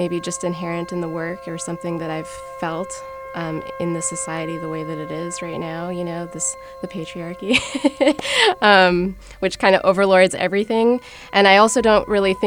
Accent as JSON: {"language": "English", "town": "Minneapolis", "region": "Minnesota", "country": "United States", "tie": "born or raised there", "said": "I grew up in Minneapolis"}